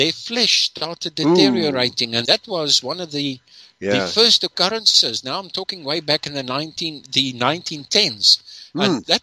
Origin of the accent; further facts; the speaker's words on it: Durban, KwaZulu-Natal, South Africa; I grew up in Durban.